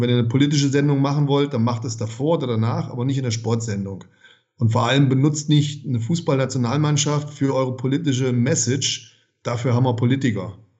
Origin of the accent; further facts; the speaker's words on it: Germany; Bei uns in Deutschland